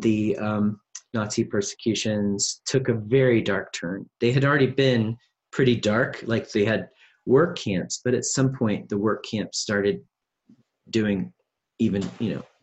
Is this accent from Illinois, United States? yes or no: yes; Central Illinois, United States; I'm from Central Illinois, so Midwest people